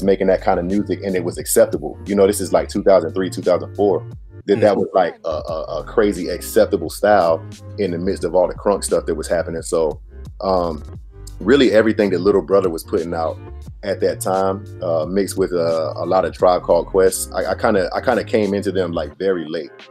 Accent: Raleigh, North Carolina, United States; I'm from Raleigh, North Carolina

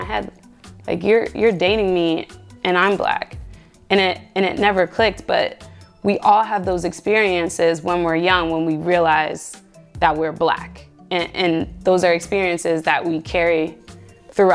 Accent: Cincinnati, Ohio, United States; I grew up in the city of Cincinnati

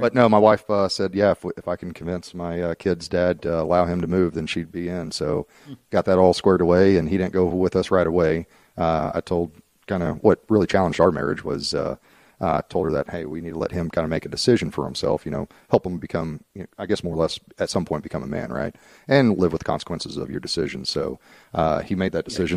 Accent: Dallas, Texas, United States; moved away as an adult; also born or lived in Frisco, Texas; now in Oklahoma, United States

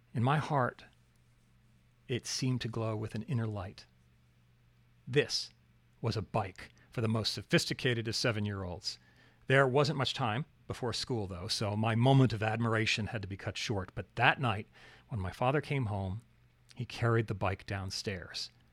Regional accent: Alaska, United States; growing up in Alaska

